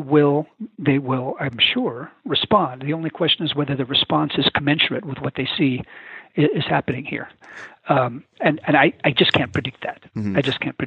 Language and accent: English; Southern California, United States; moved away as an adult; also born or lived in San Francisco area, California / Ithaca, New York / Baltimore, Maryland; I was born in the West Coast, near San Francisco, and grew up in Southern California. At age 18, I went east to school